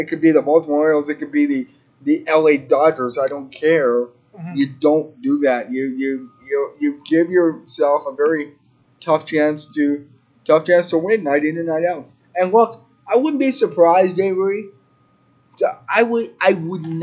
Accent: Spruce Grove, Alberta, Canada; I grew up in Spruce Grove

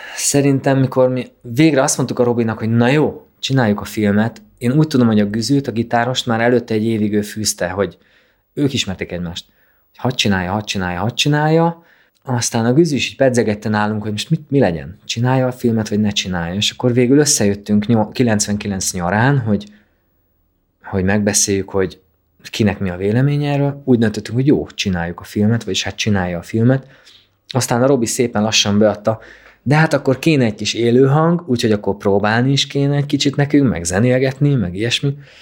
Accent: a small village near Kalocsa, Bács-Kiskun, Hungary; én Kalocsa mellett születtem egy kis faluban

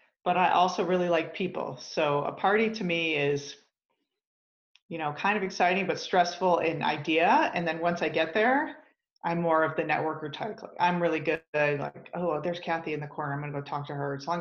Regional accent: Grosse Pointe, Michigan, United States; now in Denver, United States; I grew up in Michigan, in Southeast Michigan, just outside Detroit in Grosse Pointe

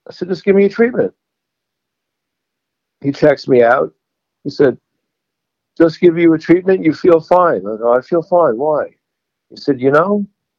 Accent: New York, United States; I don't know whether it's from being New Yorker or just being in my family.

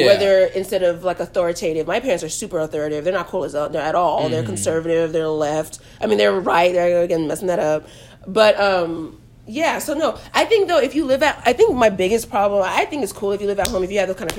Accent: Nigeria; I'm Nigerian, so you know my parents want me to stay at home until a man comes and marries me

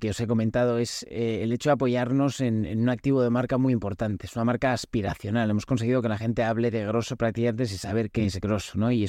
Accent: Spain; Yo soy español

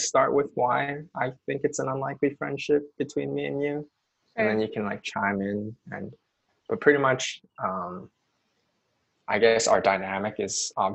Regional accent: Vancouver, British Columbia, Canada; we're both from Vancouver

